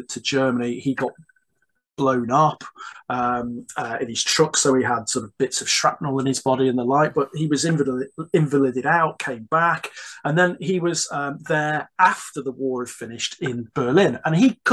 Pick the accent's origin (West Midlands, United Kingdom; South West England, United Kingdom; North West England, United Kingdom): West Midlands, United Kingdom; Stone; I grew up in Staffordshire, in the heart of the Midlands, and I grew up in a fairly one might say insignificant small town where not a lot happened.